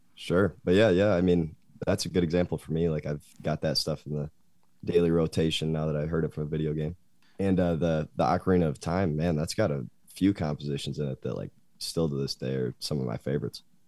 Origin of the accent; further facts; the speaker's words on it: Grand Rapids, Michigan, United States; moved away as an adult; now in Lansing, United States; I'm from Grand Rapids